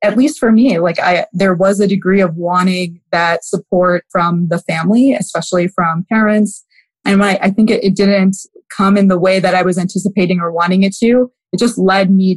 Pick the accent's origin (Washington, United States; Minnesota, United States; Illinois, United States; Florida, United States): Illinois, United States; Wheaton; also born or lived in Houston, Texas; I was raised in Wheaton, Illinois, which is a western suburb of Chicago